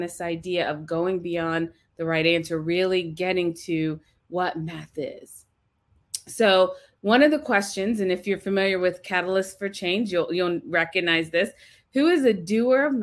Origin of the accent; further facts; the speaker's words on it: Ohio, United States; I am from Ohio. That's actually where I'm at right now, in Ohio